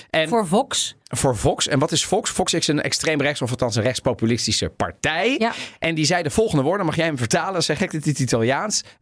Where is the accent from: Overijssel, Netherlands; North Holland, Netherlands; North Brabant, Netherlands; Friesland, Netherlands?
North Holland, Netherlands; Amsterdam; En nee, niet alleen maar omdat ik uit Amsterdam kom.